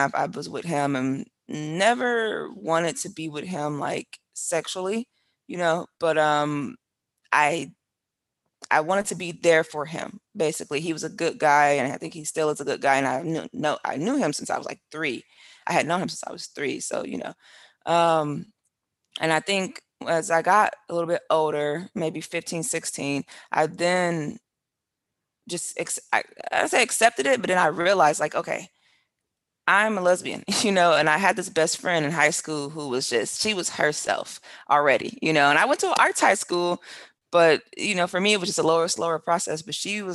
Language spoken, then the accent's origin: English; Milwaukee, Wisconsin, United States; moved away as an adult; also born or lived in China / England; now in Portobelo, Panama; I grew up in Milwaukee, Wisconsin, like I told you, in very small, very close-knit community